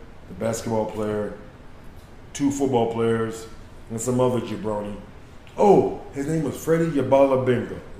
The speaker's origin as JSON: {"language": "English", "town": "Chicago", "region": "Illinois", "country": "United States", "said": "I was from the West Side of Chicago"}